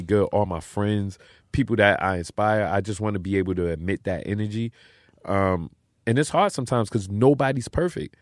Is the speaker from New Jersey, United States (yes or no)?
no; New York City, New York, United States; I'm from Brooklyn